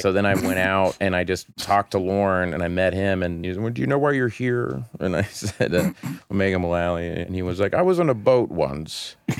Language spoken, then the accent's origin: English; Oklahoma, United States; I was just like, I'm from Oklahoma. There's no way this is going to happen.